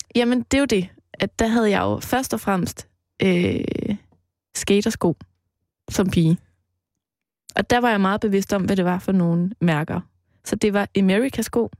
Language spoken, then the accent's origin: Danish; Mols, Central Denmark Region, Denmark; moved away; jeg voksede op ude på Mols, på landet